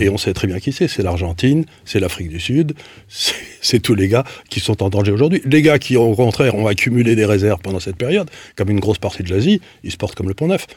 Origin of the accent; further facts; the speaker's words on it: Syria; moved away; je suis né en Syrie